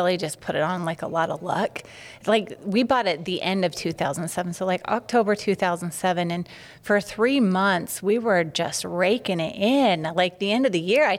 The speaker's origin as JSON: {"language": "English", "region": "Utah", "country": "United States", "tie": "born or raised there", "said": "I'm from Utah, born and raised there"}